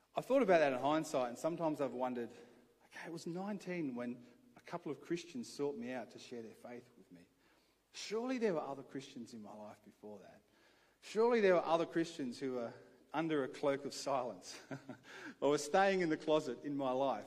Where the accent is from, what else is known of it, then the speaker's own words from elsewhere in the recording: Adelaide, South Australia, Australia; I grew up here in Adelaide